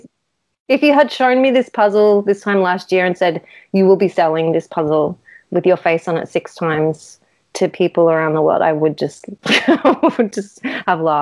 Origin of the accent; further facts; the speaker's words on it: near the Gold Coast, Queensland, Australia; now in Melbourne, Australia; I grew up in Queensland and near the Gold Coast, where the beaches are nice.